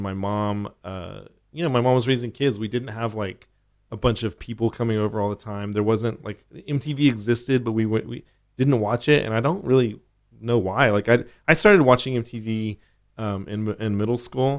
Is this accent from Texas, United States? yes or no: yes; Austin, Texas, United States; I grew up in Oak Hill